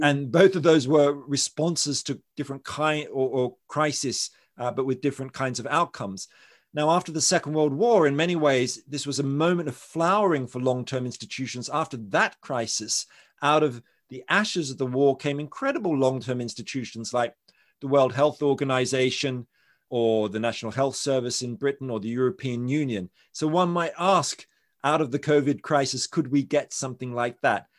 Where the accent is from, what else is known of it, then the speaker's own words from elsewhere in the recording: Australia; I'm from Australia